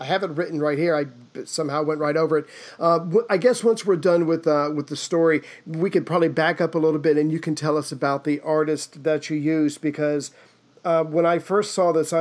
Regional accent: South Carolina, United States; I'm from South Carolina, right next to it, and we didn't even own winter coats.

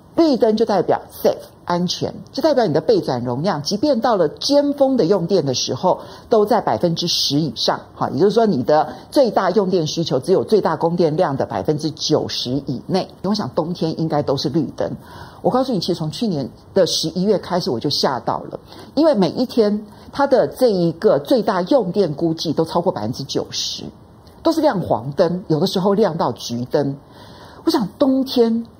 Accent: Kaohsiung, Taiwan; moved away; 我是高雄出生的人，然后我有很多小学同学都还在高雄

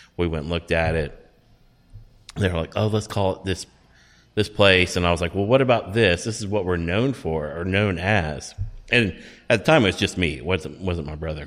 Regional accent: Texas, United States; we grew up in Texas

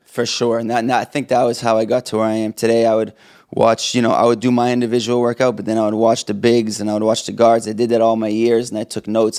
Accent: Boston, Massachusetts, United States; also born or lived in New Hampshire; I grew up in the Boston area, went to Trinity High School

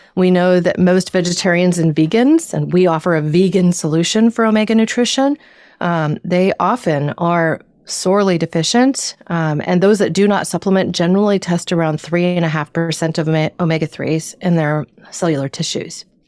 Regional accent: Southern Oregon, United States; now in Northern California, United States; I grew up in Southern Oregon and what is known as the Pacific Northwest

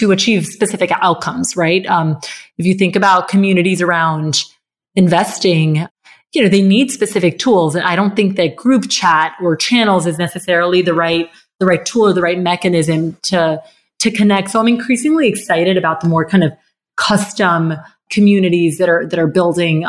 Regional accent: Bogotá, Colombia; I grew up in Colombia, in Bogota

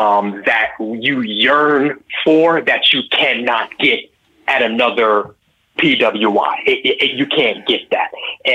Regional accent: New York, United States; born or raised there

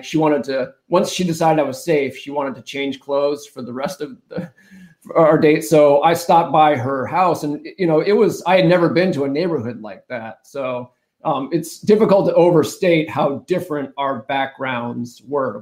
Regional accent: New Hampshire, United States; moved away; I take Nataki to my home state of New Hampshire

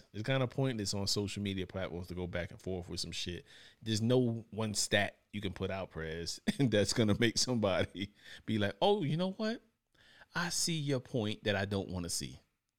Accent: New York, United States; And I'm from New York.

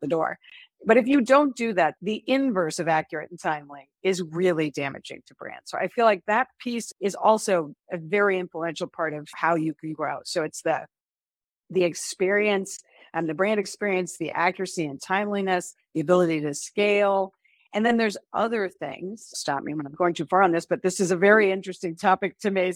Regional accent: Chappaqua, New York, United States; also born or lived in Pennsylvania; I grew up in Chappaqua, New York, actually, it's about an h, hour north of the city

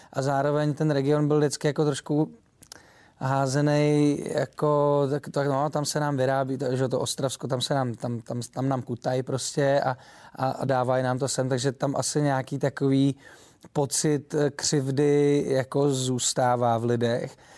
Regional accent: Czechia; accent: short vowels (krátký zobák); now in Prague, Czech Republic; já jsem Čech

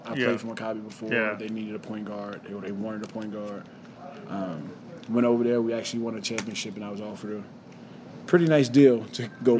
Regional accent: United States; moved away as an adult; also born or lived in Italy; growing up in America

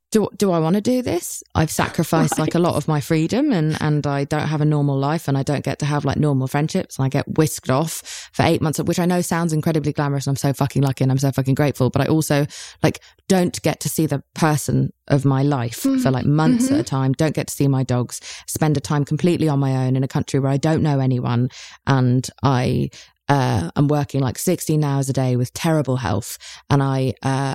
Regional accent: United Kingdom; I'm British

